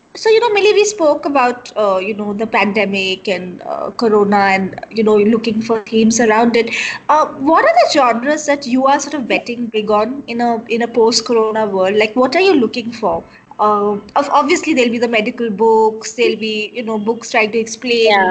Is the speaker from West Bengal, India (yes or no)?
no; Shillong, Meghalaya, India; I'm from Shillong